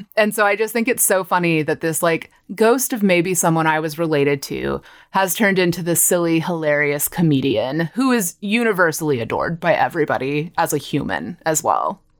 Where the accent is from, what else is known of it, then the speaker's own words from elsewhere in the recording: Granbury, Texas, United States; moved away as an adult; also born or lived in Austin, Texas; now in Los Angeles, United States; I am from a tiny little town called Granbury in Texas. It's about forty-five minutes southwest of Fort Worth. So I grew up in North Texas